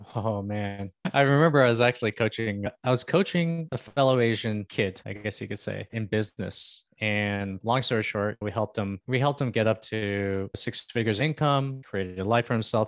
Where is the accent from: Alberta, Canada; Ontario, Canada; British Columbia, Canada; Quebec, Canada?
Ontario, Canada; Toronto; also born or lived in Philippines; I'm actually from Canada. I'm from Toronto